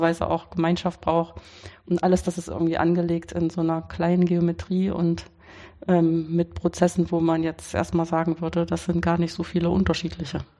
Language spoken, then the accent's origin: German; Weimar, Thuringia, Germany; now in Karlsruhe, Germany; ich bin in Weimar, das ist meine Heimatstadt